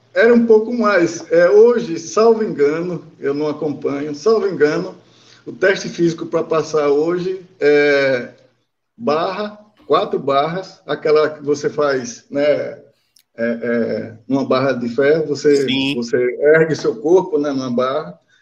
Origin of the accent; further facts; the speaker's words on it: Aracaju, Sergipe, Brazil; eu sou nascido em Aracaju